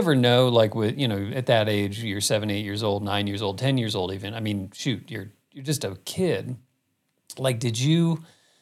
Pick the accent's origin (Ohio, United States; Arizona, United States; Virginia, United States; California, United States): Arizona, United States; Phoenix; growing up in Phoenix